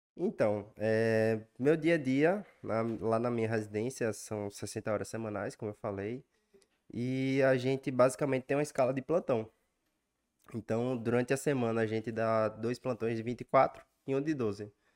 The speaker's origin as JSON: {"language": "Portuguese", "town": "Remanso", "region": "Bahia", "country": "Brazil", "also_born_or_lived": "Recife", "moved": "yes", "lives_now": "São Paulo, Brazil", "said": "eu vim do interior da Bahia, de Remanso, uma cidade muito pequena, para a capital, Recife."}